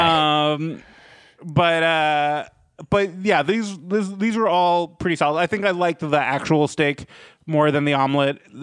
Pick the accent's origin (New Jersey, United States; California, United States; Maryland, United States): Maryland, United States; Rockville; my hometown of Rockville, Maryland